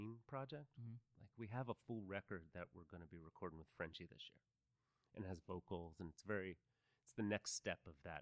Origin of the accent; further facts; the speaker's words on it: Philadelphia, Pennsylvania, United States; also born or lived in Los Angeles, United States; now in Austin, United States; I grew up on the East Coast in Philly, too